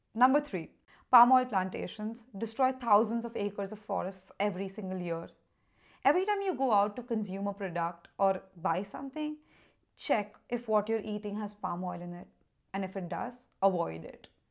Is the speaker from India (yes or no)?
yes; Mumbai, Maharashtra, India; my own country, which is India, of course. And I'm from Mumbai